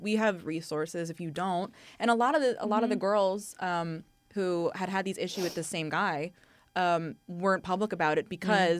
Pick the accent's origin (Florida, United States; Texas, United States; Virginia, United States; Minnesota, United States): Florida, United States; Apopka; I'm from Apopka, Florida.